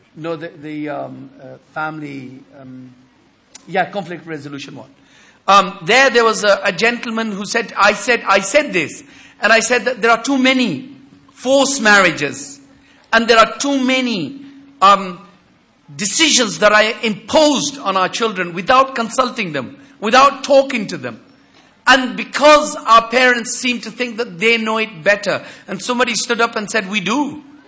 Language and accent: English; United Kingdom; as a British Muslim